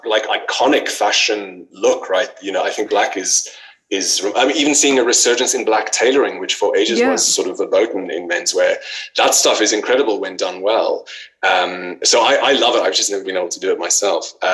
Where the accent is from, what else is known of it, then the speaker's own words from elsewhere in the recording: South Africa; moved away as an adult; now in United Kingdom; I'm from South Africa originally, and I moved to the UK a few years ago